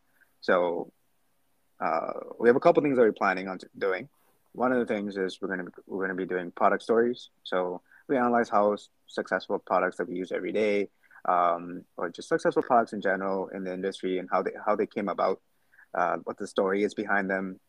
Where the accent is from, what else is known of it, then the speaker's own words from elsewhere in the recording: Canada; moved away as an adult; now in New York City, United States; I'm a Canadian, well, based out of New York City. I just moved here a couple months ago